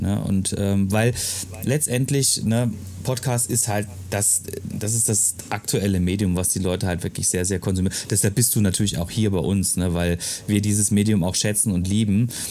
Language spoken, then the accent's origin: German; Freiburg, Baden-Württemberg, Germany; moved away; also born or lived in Ruhr area; ich komme aus Freiburg